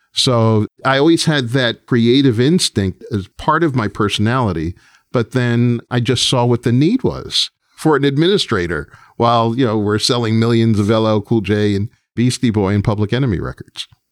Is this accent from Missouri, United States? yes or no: no; New York, United States; as a New Yorker